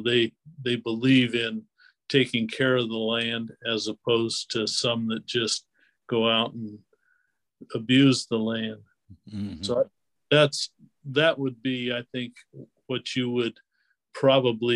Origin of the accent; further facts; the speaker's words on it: Spokane, Washington, United States; now in Oregon, United States; I grew up in Spokane, Washington